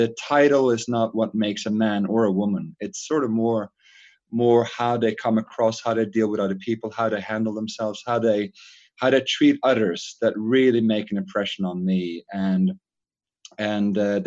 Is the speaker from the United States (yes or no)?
no; Norway; moved away as an adult; So I grew up in Norway and left Norway when I was 18.